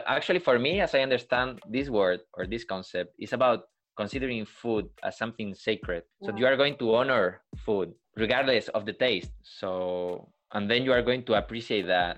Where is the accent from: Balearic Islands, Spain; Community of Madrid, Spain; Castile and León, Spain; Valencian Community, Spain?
Castile and León, Spain; Burgos; in the emergency department of my hometown here in Burgos